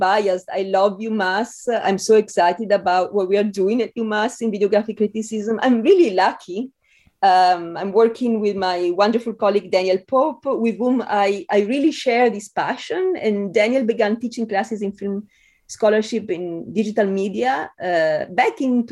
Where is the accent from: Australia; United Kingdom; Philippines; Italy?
Italy; English is a second language; moved away as an adult; also born or lived in Spain; now in United States; the accent is such a part of my identity as an Italian who lived years in Spain